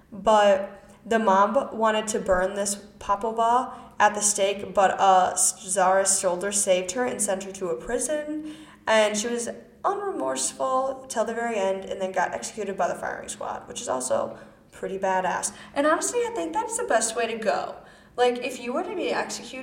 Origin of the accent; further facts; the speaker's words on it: Wisconsin, United States; accent: American; I'm from Wisconsin.